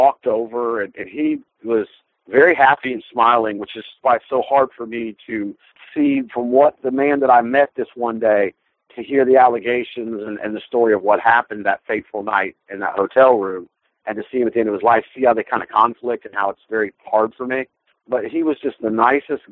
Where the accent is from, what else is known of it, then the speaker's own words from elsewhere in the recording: South Carolina, United States; South Carolina